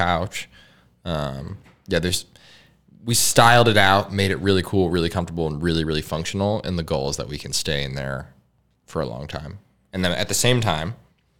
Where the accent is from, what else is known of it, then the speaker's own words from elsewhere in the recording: Massachusetts, United States; I grew up in Massachusetts